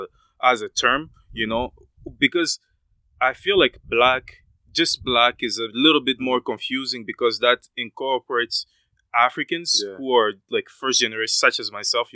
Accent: Canada; like myself, I'm a Canadian, you know, like I'm a Canadian.

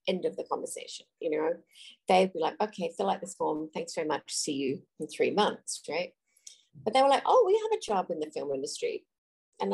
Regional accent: Adelaide, South Australia, Australia; moved away as an adult; also born or lived in Sydney, Australia; I grew up in Adelaide, which is in the southern part of Australia, and I moved to Sydney

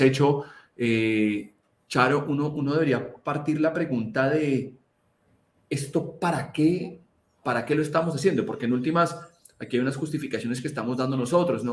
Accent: Colombia; donde yo nací, que, que es en Colombia

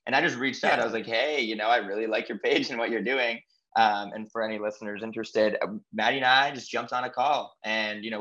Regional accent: Massachusetts, United States; moved away as an adult; also born or lived in Chicago / New York / Los Angeles / Miami; I grew up in Massachusetts, and then at the age of 18, I moved to Chicago for school.

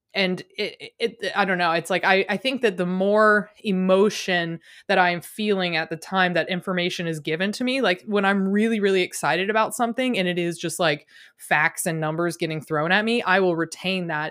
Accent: Richmond, Virginia, United States; moved away; also born or lived in Midwest; I grew up in Virginia, in, like, Richmond, Virginia

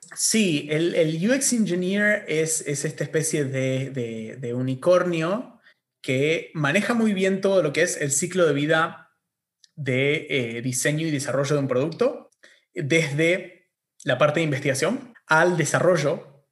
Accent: Argentina; acá en Argentina, donde tenemos universidad gratuita

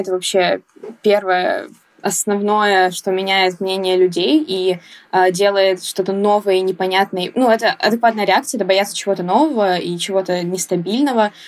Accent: Saint Petersburg, Russia; я из города Санкт-Петербург

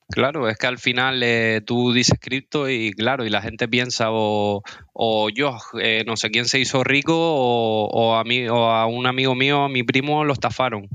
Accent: Las Palmas de Gran Canaria, Canary Islands, Spain; yo soy de Las Palmas de Gran Canaria, tengo 27 años

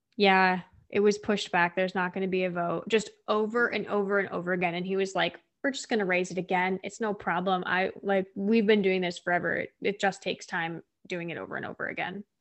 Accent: Midwest, United States; I'm from the Midwest

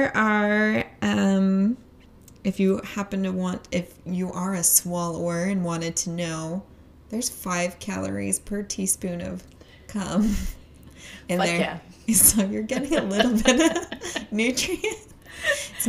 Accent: Utah, United States; we grew up in Utah. We're here recording in Utah

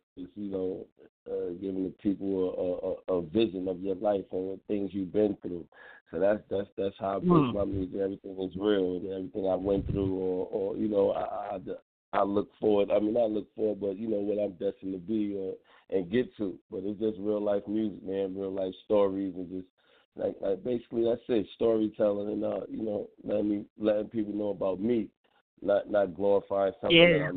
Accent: New York City, New York, United States; also born or lived in Sacramento, California; I'm from the Bronx, New York

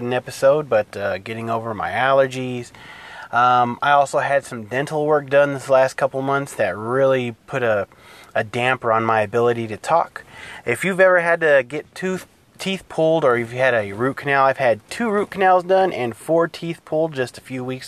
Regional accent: California, United States; I'm from California, I'm Hispanic.

